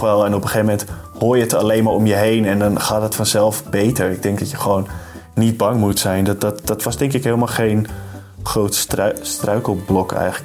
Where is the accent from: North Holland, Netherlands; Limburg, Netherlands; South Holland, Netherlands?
North Holland, Netherlands; Amsterdam; moved away as an adult; also born or lived in Dormagen; ik uit Amsterdam kom